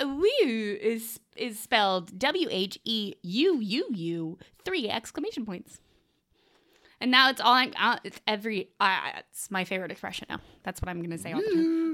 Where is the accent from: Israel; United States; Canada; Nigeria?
United States; the South; I'm also from the South